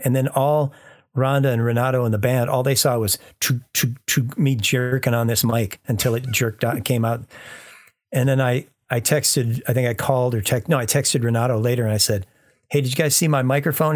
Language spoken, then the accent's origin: English; United States; I'm an American engineer